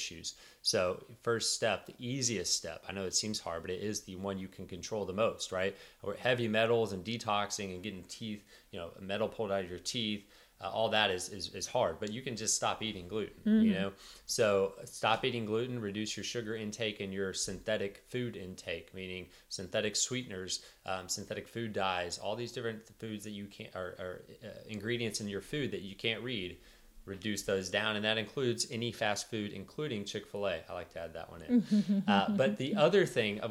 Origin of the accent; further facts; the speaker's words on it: Texas, United States; I'm from Texas